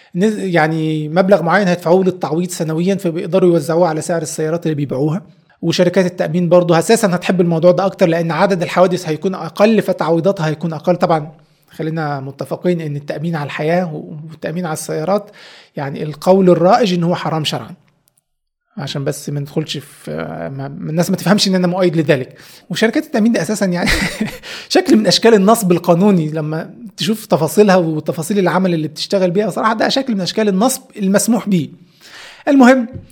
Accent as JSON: {"language": "Arabic", "country": "Egypt", "said": "احنا عندنا في مصر"}